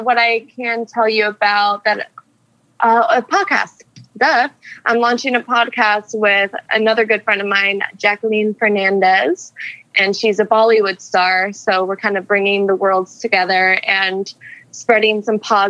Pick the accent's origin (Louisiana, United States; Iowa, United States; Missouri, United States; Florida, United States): Florida, United States; We're both from Florida. We both went to Florida State